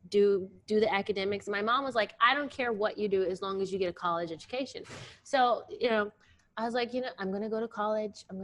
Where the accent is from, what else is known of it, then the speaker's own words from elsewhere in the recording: Virginia, United States; born there; also born or lived in Alabama; I was born in Virginia. I'm a Southern okay. girl.